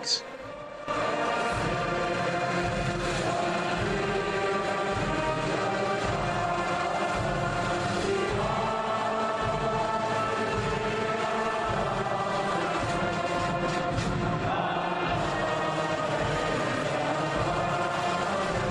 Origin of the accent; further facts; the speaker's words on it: New York, United States; moved away as an adult; also born or lived in South Korea; growing up in New York